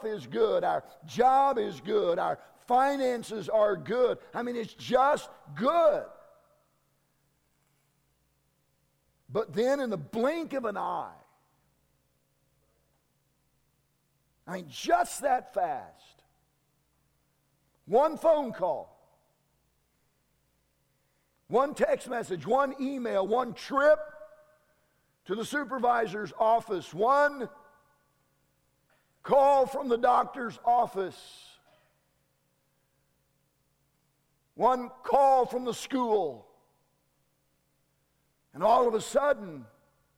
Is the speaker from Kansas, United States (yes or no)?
yes; Kansas, United States; I'm from Kansas